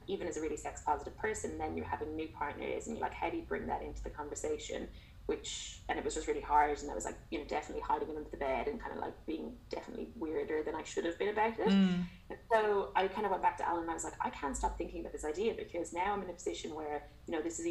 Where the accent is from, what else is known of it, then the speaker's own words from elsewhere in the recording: Waterford, Munster, Ireland; moved away as an adult; now in Melbourne, Australia; I'm from Ireland originally. So Waterford in the alleged sunny southeast.